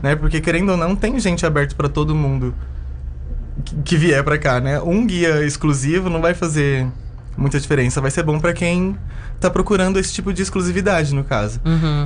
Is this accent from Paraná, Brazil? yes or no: no; São Paulo, Brazil; moved away as an adult; also born or lived in Chapada dos Veadeiros, Goiás; now in Alto Paraíso de Goiás, Brazil; eu sou nascida em São Paulo